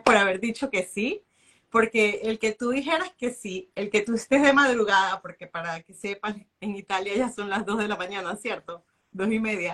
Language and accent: Spanish; Venezuela